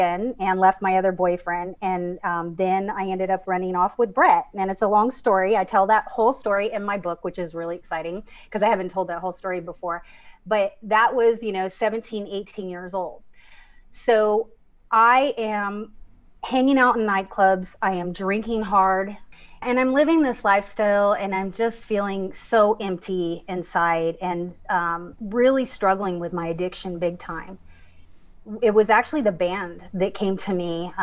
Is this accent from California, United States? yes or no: yes; San Leandro, California, United States; I grew up in San Francisco, just outside of San Francisco in the suburb